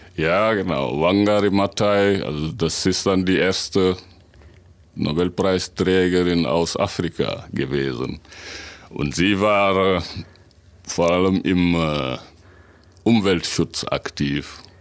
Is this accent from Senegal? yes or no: yes; Senegal; moved away as an adult; also born or lived in Dakar; now in Münsterland, Germany; ich komme aus Senegal, und bin aber seit äh, über 20 Jahren in Deutschland.